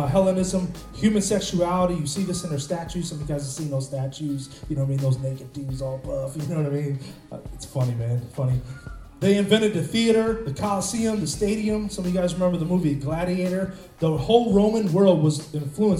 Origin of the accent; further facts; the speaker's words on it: Cleveland, Ohio, United States; I'm from Cleveland